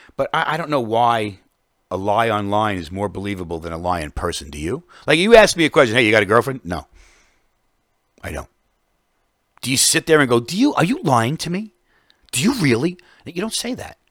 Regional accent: New York, United States; as a New Yorker

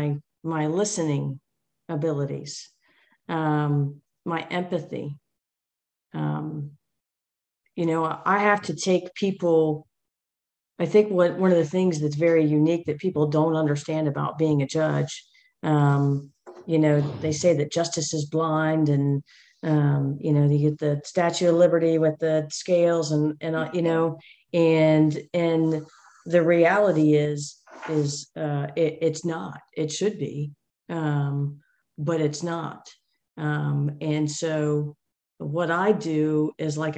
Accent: United States; now in Georgia, United States; I grew up just outside of Washington, D.C.

